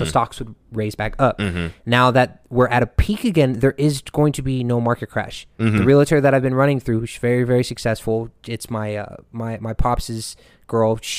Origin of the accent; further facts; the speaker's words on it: Ohio, United States; moved away; I'm originally from Ohio